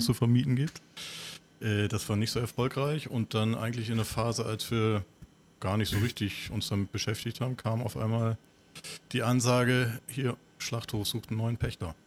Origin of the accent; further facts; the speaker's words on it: Bremerhaven, Bremen, Germany; sind zusammen aufgewachsen in Bremerhaven